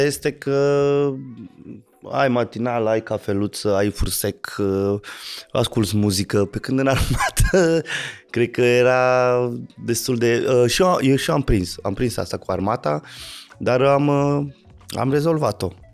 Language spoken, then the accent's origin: Romanian; Petroșani, Hunedoara County, Romania; fiind din Petroșani, eram rocker